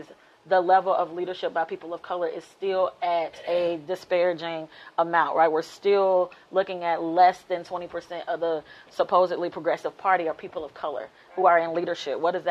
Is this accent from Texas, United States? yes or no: no; Birmingham, Alabama, United States; also born or lived in Berea, Kentucky; I grew up in Birmingham, Alabama